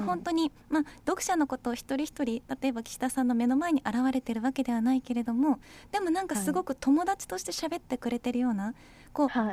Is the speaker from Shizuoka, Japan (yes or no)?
no; Ishikawa, Japan; 私は地元石川県の北陸放送で